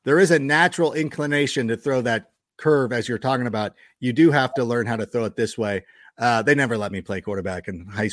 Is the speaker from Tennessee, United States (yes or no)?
no; California, United States; I was raised out in California